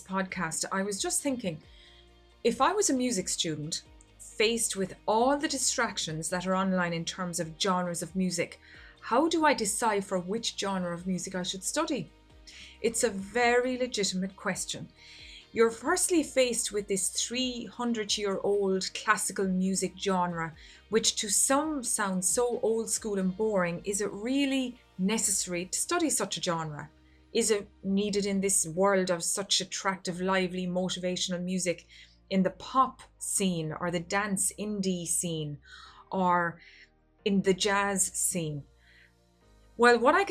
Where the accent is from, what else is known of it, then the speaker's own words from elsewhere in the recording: Ireland; I come from Ireland